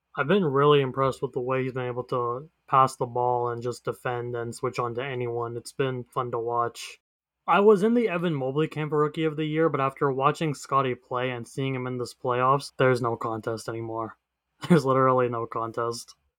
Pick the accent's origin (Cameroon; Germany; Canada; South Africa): Canada; I'm Canadian